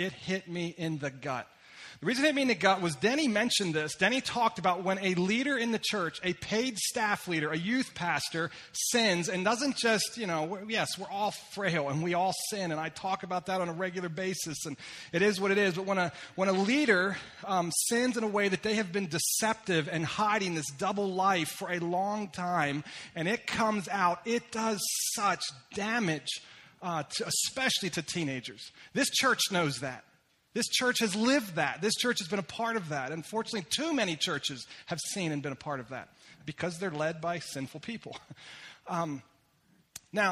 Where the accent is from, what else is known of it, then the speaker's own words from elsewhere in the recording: Lititz, Pennsylvania, United States; also born or lived in upstate New York; I was born and raised in Lititz, Pennsylvania